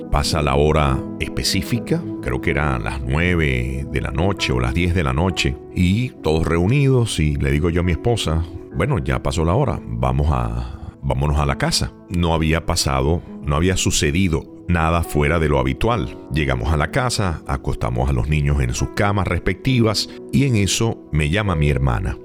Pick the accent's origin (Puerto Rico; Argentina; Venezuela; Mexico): Venezuela; moved away; also born or lived in Maracaibo, Venezuela; en mi país, en Venezuela, específicamente en la ciudad de Maracaibo